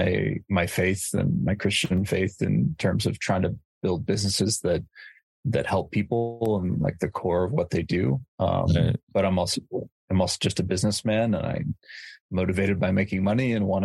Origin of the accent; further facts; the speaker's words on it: California, United States; moved away as an adult; now in East Africa; I grew up in California